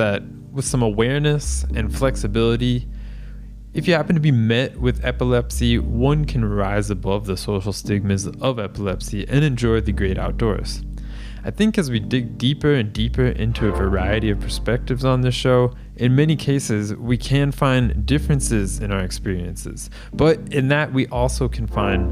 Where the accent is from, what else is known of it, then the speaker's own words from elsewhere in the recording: Florida, United States; my home state of Florida